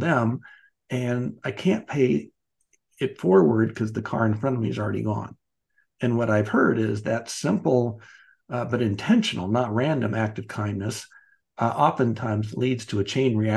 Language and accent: English; Wichita, Kansas, United States; also born or lived in Chicago / Dallas / Atlanta / Los Angeles; now in Kansas City, United States; I grew up in Wichita, Kansas.